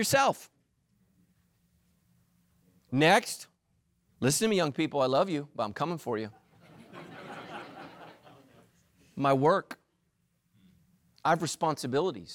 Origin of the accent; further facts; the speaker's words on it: California, United States; I'm a pastor here in Southern California. I'm a Californian